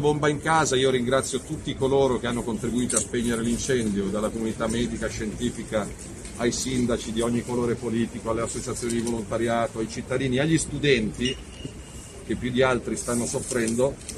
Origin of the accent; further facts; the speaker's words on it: Milan, Lombardy, Italy; da cittadino lombardo e da milanese